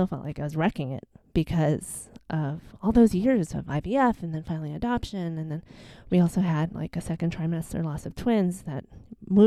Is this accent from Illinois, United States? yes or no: yes; Chicago, Illinois, United States; moved away as an adult; also born or lived in New Hampshire; I'm born and raised in Chicago.